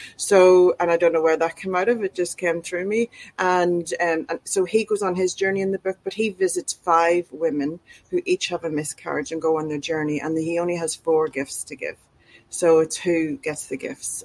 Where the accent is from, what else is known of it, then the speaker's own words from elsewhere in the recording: Ireland; moved away as an adult; now in Australia; I'm from Ireland, so we moved to Australia two and a half years beforehand